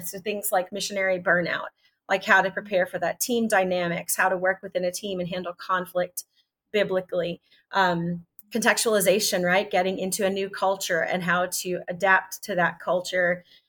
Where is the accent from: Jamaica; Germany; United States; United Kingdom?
United States; Texas; also born or lived in South Carolina; now in Nashville, United States; I'm from Texas